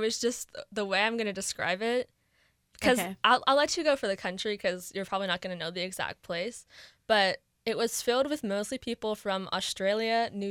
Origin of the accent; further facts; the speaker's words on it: Oakland, California, United States; I am from the Oakland area.